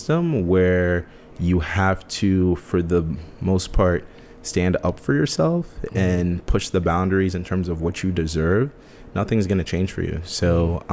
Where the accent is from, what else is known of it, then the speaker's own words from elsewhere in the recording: United States; I was born in the United States